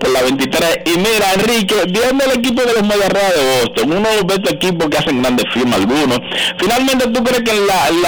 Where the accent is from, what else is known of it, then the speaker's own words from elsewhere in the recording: Dominican Republic; para nosotros como, como dominicanos